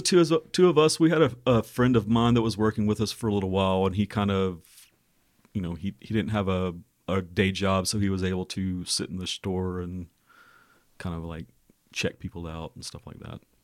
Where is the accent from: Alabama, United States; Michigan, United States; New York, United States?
Alabama, United States; Birmingham; we're from Birmingham originally